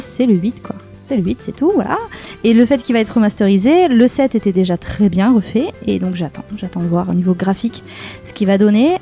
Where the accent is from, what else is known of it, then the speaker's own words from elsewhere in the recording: Aix-en-Provence, Provence-Alpes-Côte d'Azur, France; moved away as an adult; now in Bordeaux, France; je suis pas de la région à la base, je suis de Aix-en-Provence